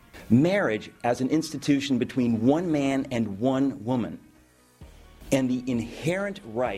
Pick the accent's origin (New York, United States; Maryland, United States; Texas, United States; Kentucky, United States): New York, United States; New York City; I'm a dad, I'm a husband, I'm a New Yorker